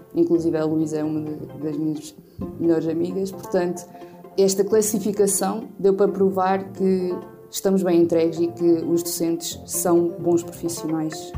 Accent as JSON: {"language": "Portuguese", "town": "Oliveira do Bairro", "region": "Aveiro District", "country": "Portugal", "tie": "born or raised there", "said": "sou natural da Silveira, Oliveira do Bairro"}